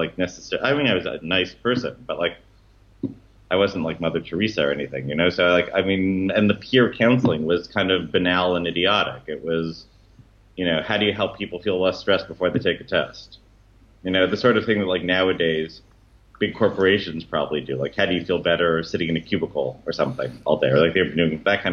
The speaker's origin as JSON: {"language": "English", "town": "Toronto", "region": "Ontario", "country": "Canada", "tie": "born or raised there", "said": "growing up in Toronto, it was still very Anglo-Canadian then"}